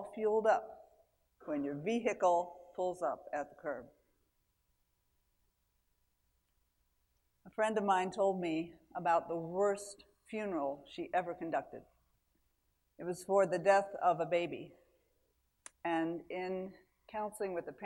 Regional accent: Mechanicsburg, Pennsylvania, United States; I'm from Mechanicsburg, Pennsylvania, which means a town that a bunch of mechanics founded in the 1800s

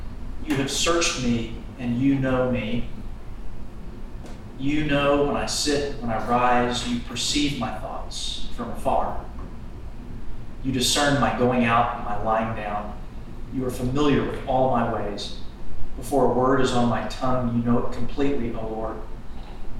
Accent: New Braunfels, Texas, United States; I'm from New Braunfels, Texas. I'm, in church work

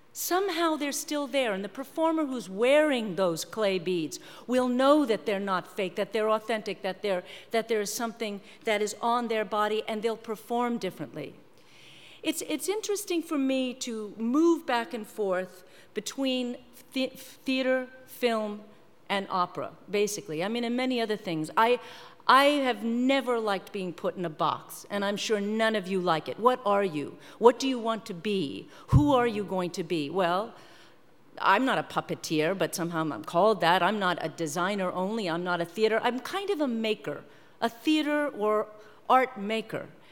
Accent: New York, United States; I'm from New York

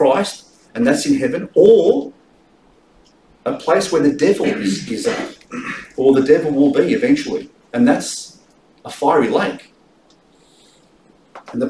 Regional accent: Australia; I'm an Australian

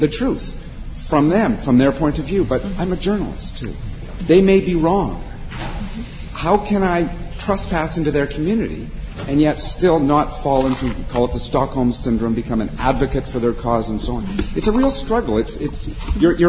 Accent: Canada; as a Canadian

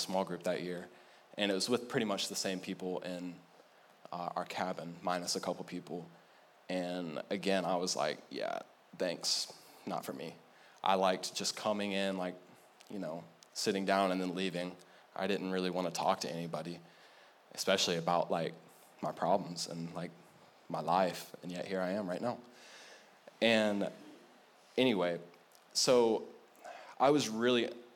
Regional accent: United States; I'm American

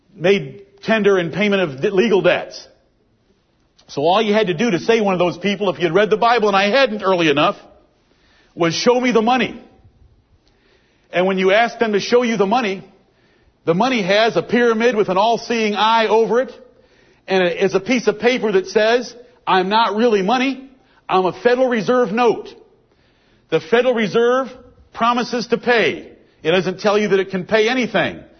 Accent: the North, United States; I'm from the North.

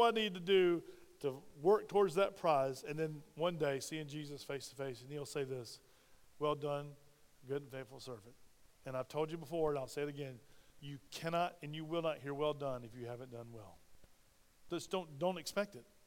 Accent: Spartanburg, South Carolina, United States; moved away; my hometown of Spartanburg, South Carolina

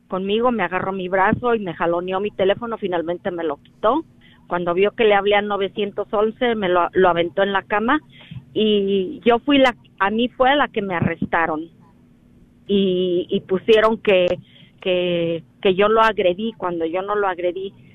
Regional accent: Mexico; moved away; Yo soy mexicana

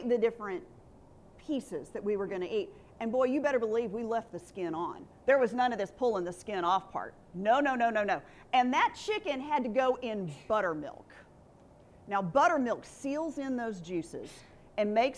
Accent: Alabama, United States; moved away as an adult; now in Texas, United States; I grew up in Alabama

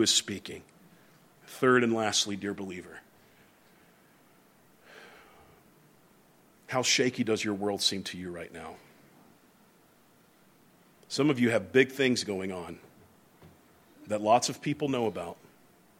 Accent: the South, United States; moved away; also born or lived in New England; the ones I grew up around in the South

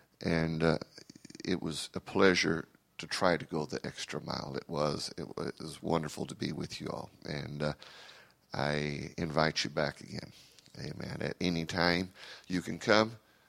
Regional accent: Brazil; English is a second language; also born or lived in United States; I am an American by birth, but I am a Brazilian by raising. I was raised in Brazil, and so it is very difficult for me to function outside of my what I'm used to.

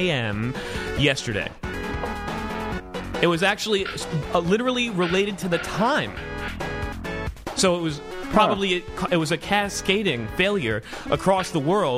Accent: United States; I'm an American.

